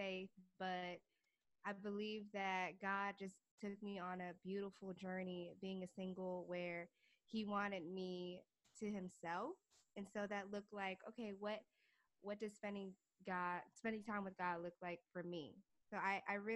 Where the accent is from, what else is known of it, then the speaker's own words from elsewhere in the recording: Fort Washington, Maryland, United States; moved away as an adult; now in New York City, United States; I am originally from Fort Washington, Maryland. I grew up in Maryland.